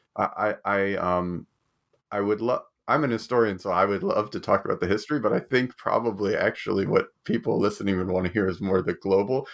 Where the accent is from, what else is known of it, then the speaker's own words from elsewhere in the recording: United States; now in Australia; I'm from America and I live in Australia